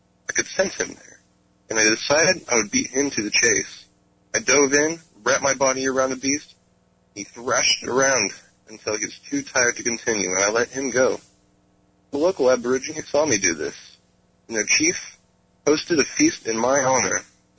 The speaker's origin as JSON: {"language": "English", "region": "North Carolina", "country": "United States", "said": "I'm from North Carolina."}